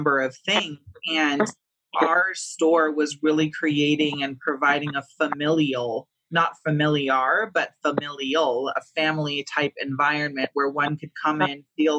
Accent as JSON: {"language": "English", "region": "California", "country": "United States", "moved": "yes", "said": "we're from California"}